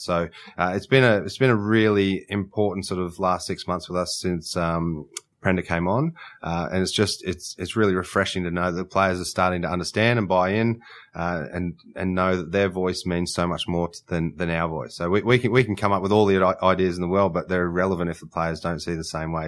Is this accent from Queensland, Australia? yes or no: yes; Queensland, Australia; as a Queenslander